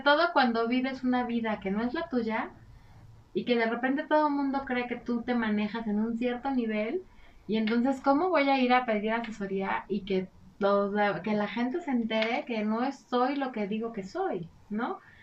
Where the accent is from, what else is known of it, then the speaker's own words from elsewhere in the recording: Mexico; nosotros somos muy afectos eh, como cultura mexicana